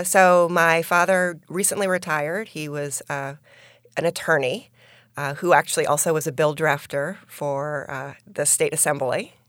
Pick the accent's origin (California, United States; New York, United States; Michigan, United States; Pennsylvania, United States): New York, United States; Albany; born or raised there; now in Florida, United States